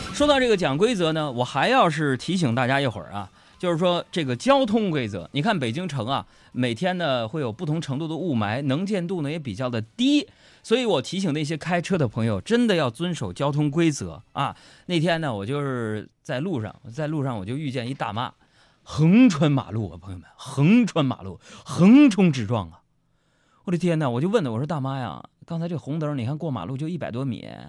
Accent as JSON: {"language": "Chinese", "country": "China", "said": "我身为一个中国人，我感到骄傲"}